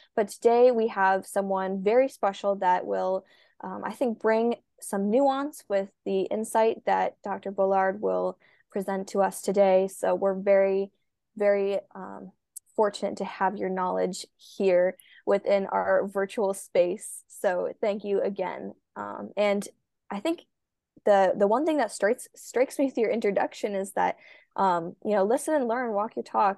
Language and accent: English; Minnesota, United States; a swimmer from Minnesota